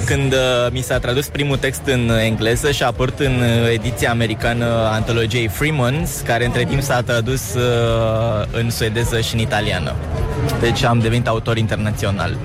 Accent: Oltenia, Romania; sunt oltean și nu vreau să-mi desmint originea

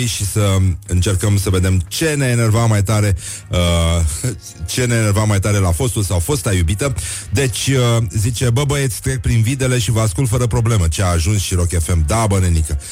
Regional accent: Brăila, Brăila County, Romania; eu sunt din Brăila

